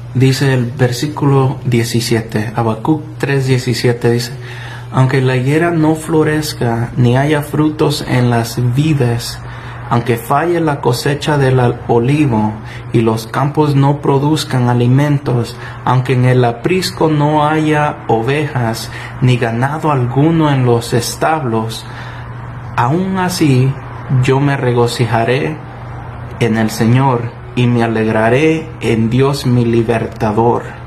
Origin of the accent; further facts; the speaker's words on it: El Salvador; Yo, mi país natal es El Salvador